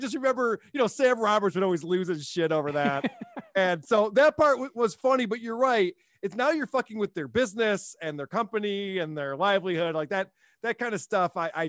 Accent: Germany; Maybe it's a generational thing, or maybe it's, you know, growing up in Germany.

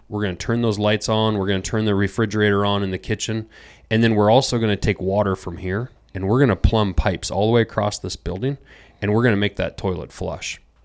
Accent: Montana, United States; I grew up in Montana.

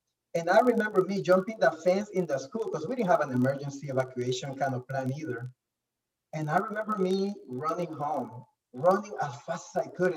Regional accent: Nicaragua; I was born in Nicaragua

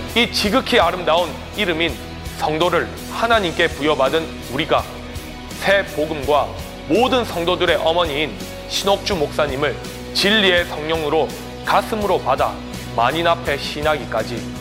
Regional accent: South Korea; now in Fiji; 기독교인으로서 나아가 한국인으로서

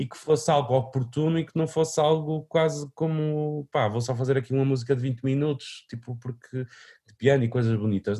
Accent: Vila Nova de Famalicão, Braga, Portugal; foi onde eu nasci, onde cresci, que era o, um parque de uma freguesia chamada Santiago da Cruz, uh, em Vila Nova de Famalicão

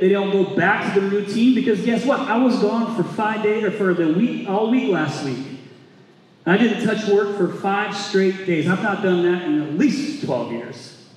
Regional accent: Indiana, United States; moved away as an adult; now in Arizona, United States; I'm from Indiana.

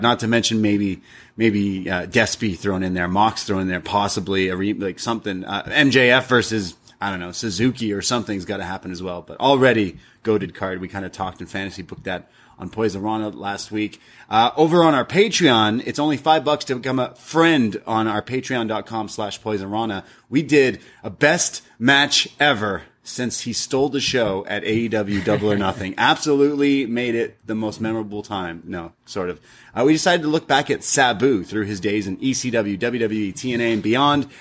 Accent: Canada; I, as a Canadian traveling

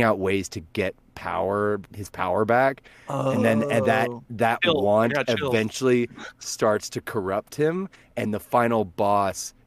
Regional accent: Verdigris, Oklahoma, United States; I'm originally from Vertigris, Oklahoma

